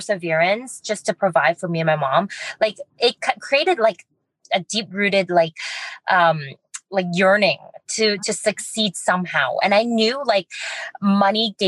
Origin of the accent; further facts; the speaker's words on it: Vancouver, British Columbia, Canada; So I was born and raised in Chinatown. A lot of the downtown east side